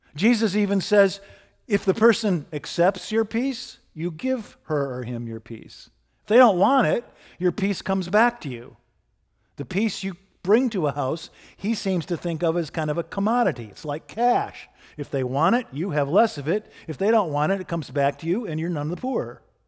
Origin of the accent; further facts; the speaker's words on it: Michigan, United States; Steve and I grew up in Michigan in the nineteen seventies